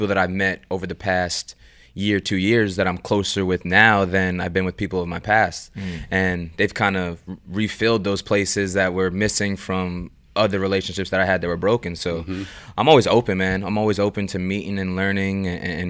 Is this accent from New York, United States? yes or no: yes; New York, United States; I grew up in New York